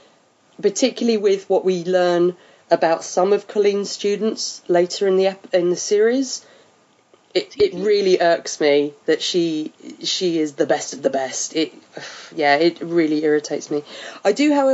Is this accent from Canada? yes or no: no; United Kingdom; I'm just British.